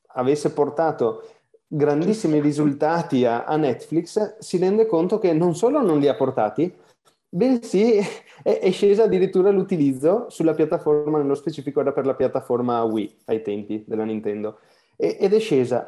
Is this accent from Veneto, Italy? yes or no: yes; Veneto, Italy; dall'accento non si capisce, ma sono veneto